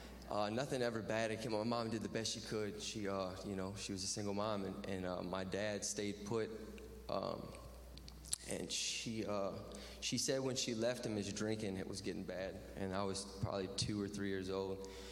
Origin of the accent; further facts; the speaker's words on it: Lafayette, Louisiana, United States; I'm 30 years old. I'm from Lafayette, Louisiana. That's way at the bottom of the boot, about 30 miles north of the Gulf of Mexico.